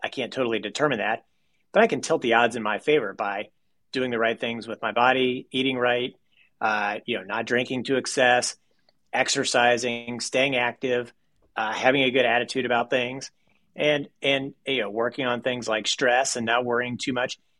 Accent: Owensboro, Kentucky, United States; I was born in Owensboro, Kentucky

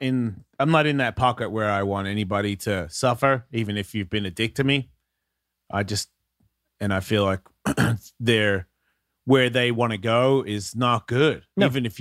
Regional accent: Haiti; You know what? I grew up in Haiti. You don't want to fuck with me.

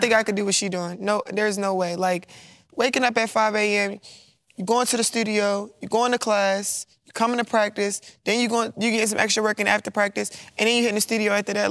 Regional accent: Baltimore, Maryland, United States; moved away as an adult; now in Louisiana, United States; I'm from Baltimore

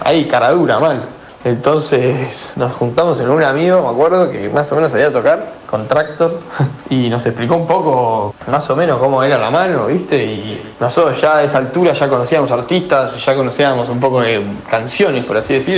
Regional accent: Buenos Aires, Argentina; also born or lived in Pilar; nací en Buenos Aires

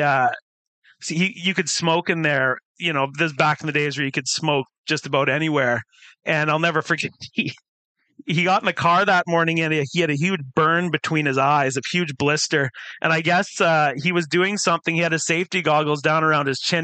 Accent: Surrey, British Columbia, Canada; also born or lived in Summerside, Prince Edward Island / Calgary, Alberta; now in Vancouver, Canada; we lived in South Surrey uh, for a while and then moved uh, into sort of the Cloverdale area, Cloverdale Langley area. And I kind of grew up in that area for most of my teenage years

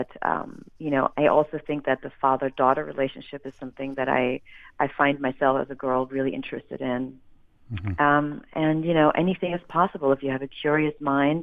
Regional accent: Germany; moved away; I am originally from Germany

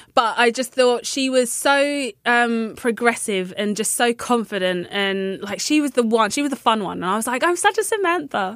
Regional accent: London, United Kingdom; I'm from London

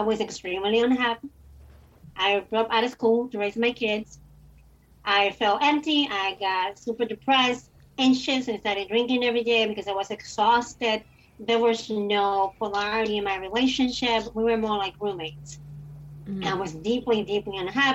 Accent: Dominican Republic; I was born and raised in the Dominican Republic.

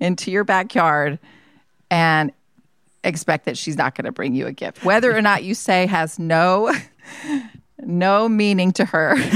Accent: Georgia, United States; moved away; I grew up in Georgia

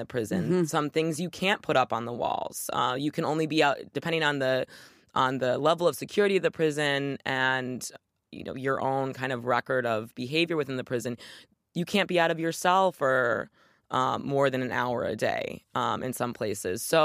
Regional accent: Michigan, United States; my home state of Michigan

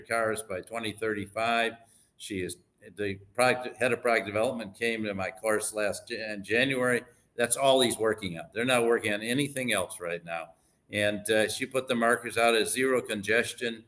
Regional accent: Michigan, United States; I grew up in Michigan

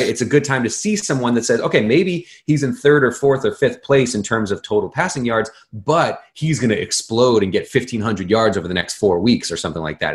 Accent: Boston, Massachusetts, United States; when you're a kid growing up in Boston

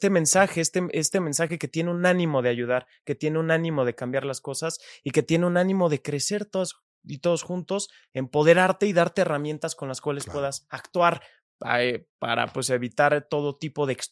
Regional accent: Mexico; como ciudadanos mexicanos

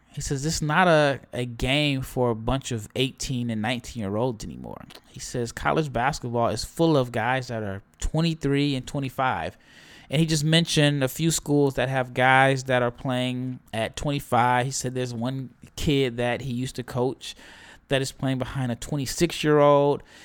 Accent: Omaha, Nebraska, United States; I'm from Omaha.

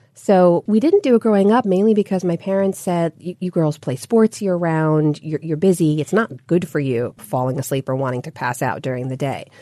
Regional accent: United States; my sisters and I were all born and raised here. So we're the first generation Americans in our families

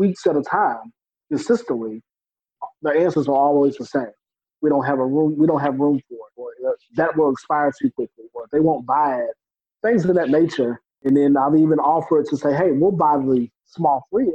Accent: New Bern, North Carolina, United States; I'm from New Bern, which is a small, it's known as an agricultural community before

